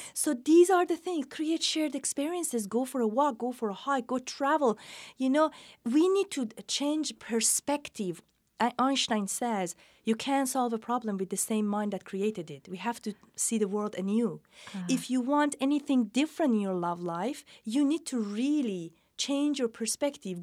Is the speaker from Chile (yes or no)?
no; Iran; moved away; also born or lived in England / New York City / California; I'm from Iran, educated in England, lived in New York City and then California